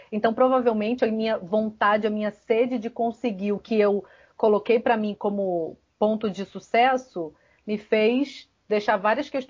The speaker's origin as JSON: {"language": "Portuguese", "region": "Rio de Janeiro", "country": "Brazil", "lives_now": "Ceará, Brazil", "said": "Eu venho do Rio de Janeiro para o interior do Ceará e eu, como bióloga, tentei me encaixar num perfil padronizado do biólogo"}